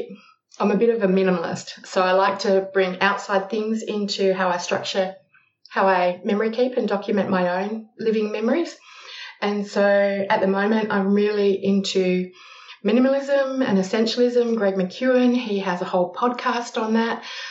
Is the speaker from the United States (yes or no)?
no; Australia; also born or lived in Malaysia; now in Adelaide, Australia; Yes, I'm Australian. You can probably tell that by the accent. I currently live in Adelaide, but I've lived in a variety of places over Australia.